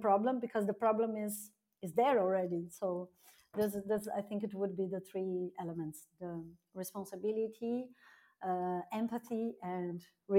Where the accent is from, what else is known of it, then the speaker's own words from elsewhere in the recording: South Region, Brazil; moved away as an adult; also born or lived in Rio de Janeiro, Brazil; now in Berlin, Germany; my hometown in Brazil, it's considered a small town and it's 250,000 inhabitants.